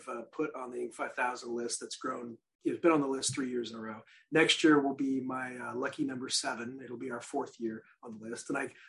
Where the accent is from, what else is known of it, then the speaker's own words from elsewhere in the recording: Midwest, United States; I grew up in the Midwest, so we cut grass in the spring and summer